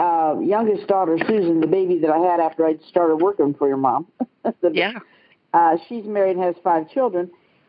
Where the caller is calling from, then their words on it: Galena, Ohio, United States; Well, I'm calling actually from Galena, Ohio, which is just north of Columbus, Ohio.